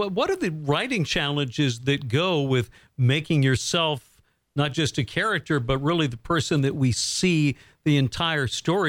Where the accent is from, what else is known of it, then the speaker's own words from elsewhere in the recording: Bangor, Maine, United States; growing up here in Bangor, Maine.